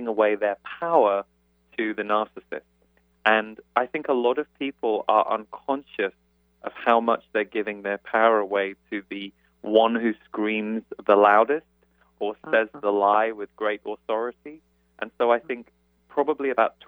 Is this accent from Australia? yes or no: no; United Kingdom; moved away as an adult; now in United States; as a British person, I've only lived in the States for 7 years